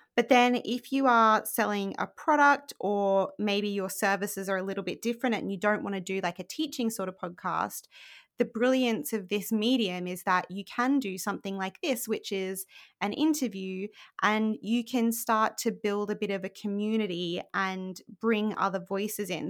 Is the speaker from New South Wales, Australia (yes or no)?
no; Rockhampton, Queensland, Australia; moved away as an adult; now in United Kingdom; I was born in Australia in a place called Rockhampton, which is very boring and probably not what you think of when you think of Australia. And I grew up there